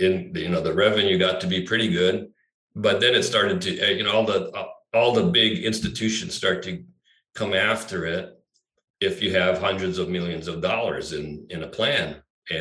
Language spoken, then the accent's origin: English; Maui, Hawaii, United States; growing up here, I grew up on Maui, which was very small at the time